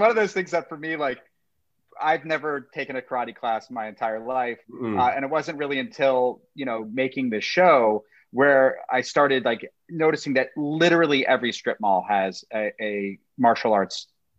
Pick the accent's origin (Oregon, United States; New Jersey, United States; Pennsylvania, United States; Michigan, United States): New Jersey, United States; also born or lived in Pittsburgh; I grew up in New Jersey, and then I lived in Pittsburgh for 7 years, and then back in Jersey.